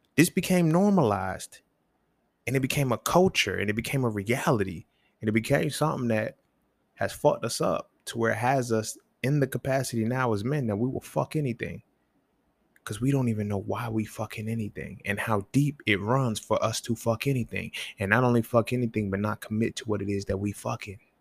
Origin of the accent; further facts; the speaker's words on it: the South, United States; I grew up in the South